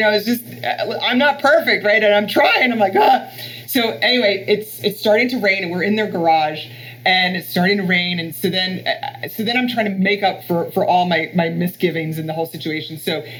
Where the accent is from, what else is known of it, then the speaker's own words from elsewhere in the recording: Florida, United States; This is California where there's hills. And I'm from Florida where it's all flat.